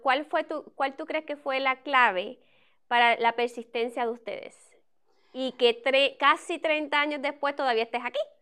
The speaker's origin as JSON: {"language": "Spanish", "country": "Puerto Rico", "moved": "yes", "said": "yo soy de Puerto Rico"}